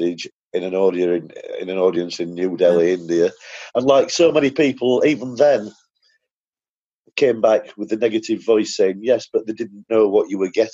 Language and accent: English; United Kingdom; I'm now back in the UK